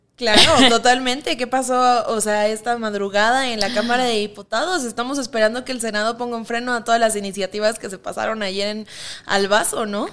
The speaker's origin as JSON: {"language": "Spanish", "country": "Mexico", "said": "nos vemos como mexicanos"}